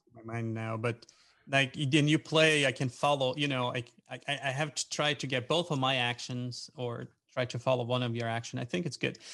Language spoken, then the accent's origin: English; Brazil; moved away as an adult; now in Pennsylvania, United States; I live in, in Pennsylvania in US. I'm originally from Brazil, and I used to volunteer with a uh, with an organization, and so that's how I moved to US